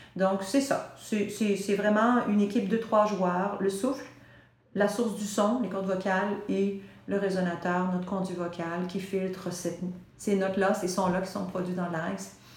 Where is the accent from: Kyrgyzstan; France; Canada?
Canada; Quebec; On baigne dans l'anglais au Québec. Hein, on est saturé, on est entouré euh, du reste du Canada